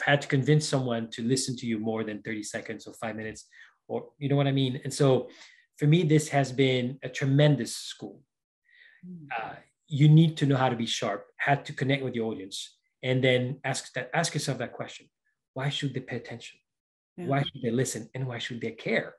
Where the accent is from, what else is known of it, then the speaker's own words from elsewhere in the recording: Paris, Île-de-France, France; moved away as an adult; also born or lived in Brazil / Florida; now in Seattle, United States; I was born in Paris, France. So that's where I spent most of my life